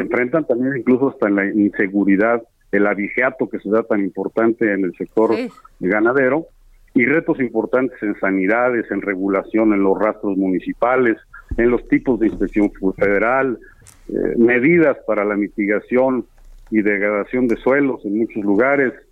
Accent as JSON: {"language": "Spanish", "region": "State of Mexico", "country": "Mexico", "said": "Allá en el Estado de México, de donde soy yo"}